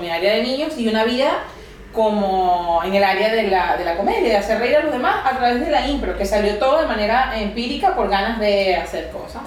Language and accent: Spanish; Caracas, Capital District, Venezuela; moved away as an adult; also born or lived in Barquisimeto, Venezuela; now in Barcelona, Spain; soy, como dices tú, venezolana. este, eh, nací en Caracas y luego después estudié terapia ocupacional